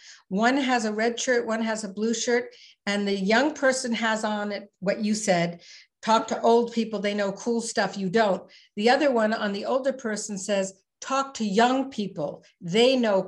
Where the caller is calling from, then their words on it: Ottawa, Ontario, Canada; So I'm calling in from the capital of Canada, Ottawa. And in terms of site, I live in the country